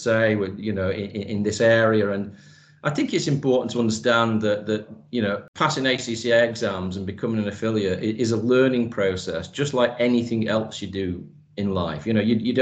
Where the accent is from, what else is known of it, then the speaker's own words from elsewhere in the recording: Manchester, North West England, United Kingdom; moved away as an adult; now in United Arab Emirates; I've been in the UAE now for 16 years, but I was born and raised in Manchester.